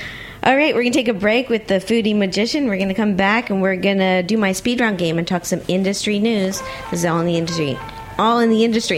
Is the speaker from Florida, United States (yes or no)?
yes; Miami, Florida, United States; born or raised there